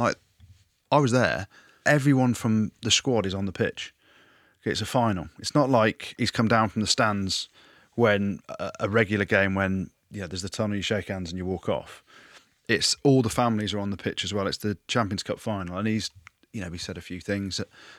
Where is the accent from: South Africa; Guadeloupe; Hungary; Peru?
South Africa; Yeah, my bro. I am South African.